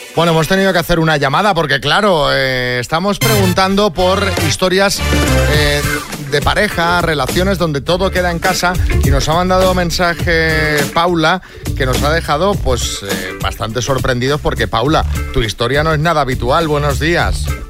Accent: Mallorca, Balearic Islands, Spain; aquí en Mallorca, que soy de Mallorca

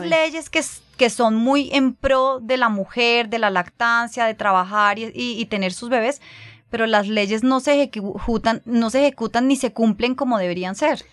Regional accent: Colombia; moved away as an adult; cuando volvimos a Colombia, que fue hace dos años y medio

